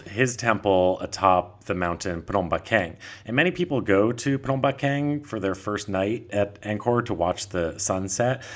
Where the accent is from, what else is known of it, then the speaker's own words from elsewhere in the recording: Vermont, United States; moved away as an adult; also born or lived in Honolulu, Hawaii; now in Thailand; I'm originally from Vermont